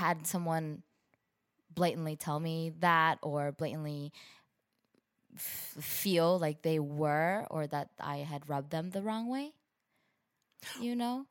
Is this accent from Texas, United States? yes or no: no; San Gabriel Valley, California, United States; also born or lived in Brazil; I grew up in the San Gabriel Valley, which is a predominantly Asian community